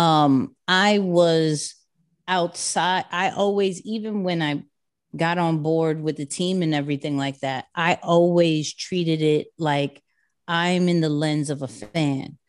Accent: New York City, New York, United States; I'm a kid from Queens, um, born and raised there.

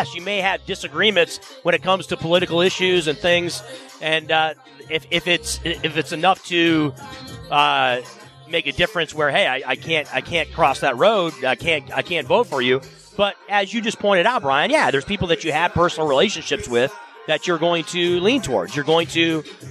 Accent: Michigan, United States; now in Las Vegas, United States; I grew up in Michigan

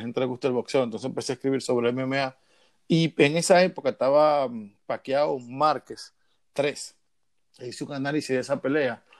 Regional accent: Dominican Republic; yo como todo dominicano

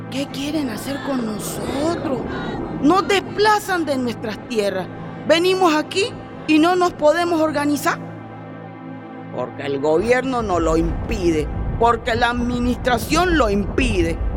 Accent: Nariño, Colombia; somos personas que venimos de Salaonda, Satinga, El Charco, Barbacoa, Roberto Payán. Esto todo cerca a Tumaco entonces.

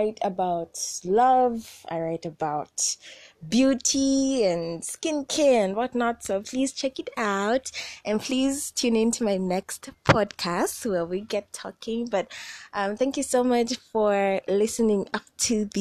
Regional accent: Zambia; I'm from Zambia, and I am 20-something years old.

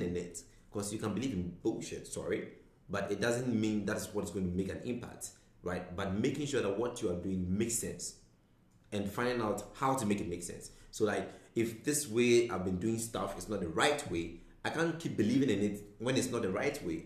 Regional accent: Ghana; moved away; I'm originally from Ghana

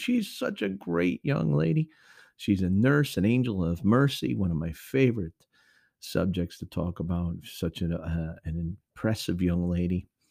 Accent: Connecticut, United States; moved away; up north to my home state of Connecticut

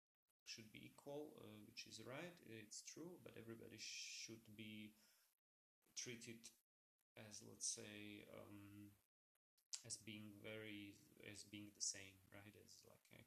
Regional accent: Slovakia; I come from Slovakia. It's also a small country.

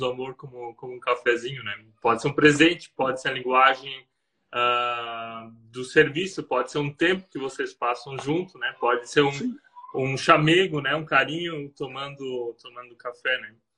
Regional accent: Blumenau region, Santa Catarina, Brazil; moved away as an adult; also born or lived in Germany; now in Rio dos Cedros, Brazil; Eu sou do Sul, é. Nós somos da região de Blumenau, Santa Catarina

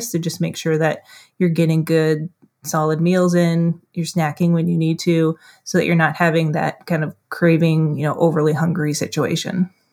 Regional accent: Duluth, Minnesota, United States; That's in my hometown here

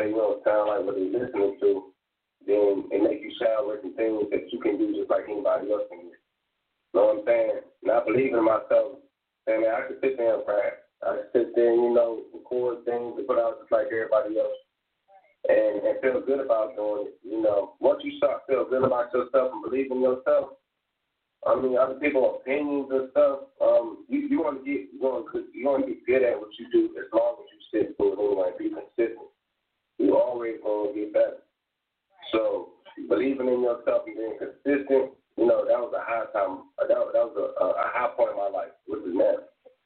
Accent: Durham, North Carolina, United States; also born or lived in Atlantic City, New Jersey; I'm from Jersey, Atlantic City, once again, but you know, I was raised out here in Durham, North Carolina, back and forth.

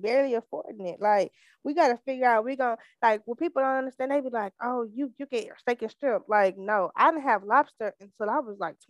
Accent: Missouri City, Texas, United States; I'm from Mo City

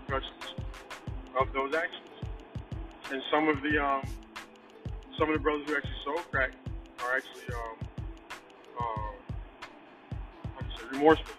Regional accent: Detroit, Michigan, United States; moved away; also born or lived in Philadelphia; I was raised in Detroit. From 78 to 95, I lived in Detroit.

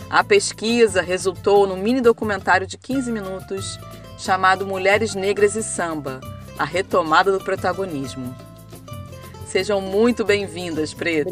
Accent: Rio de Janeiro, Brazil; Eu sou carioca, então vou falar por mim, mesmo que eu tenha um umbigo em Madureira

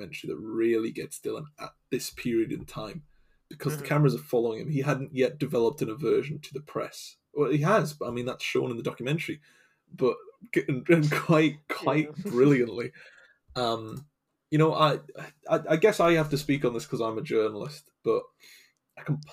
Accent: England, United Kingdom; I'm from England

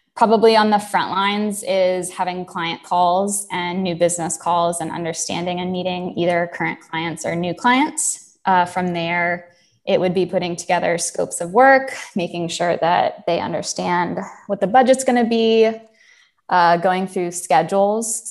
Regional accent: Jacksonville, Florida, United States; moved away as an adult; also born or lived in upstate New York; originally I am from Jacksonville, Florida. So uh, grew up in the South

